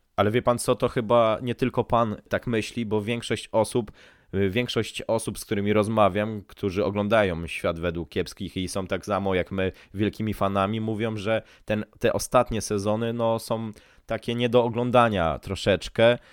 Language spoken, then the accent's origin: Polish; Szczecin, West Pomeranian Voivodeship, Poland; ja pochodzę z tego, mia- pochodzę z tego miasta